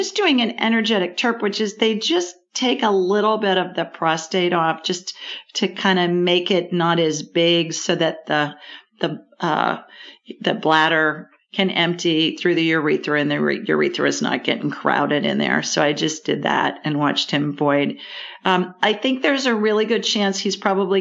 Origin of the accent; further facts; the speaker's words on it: Ohio, United States; moved away as an adult; also born or lived in Sioux Falls, South Dakota; I grew up in Ohio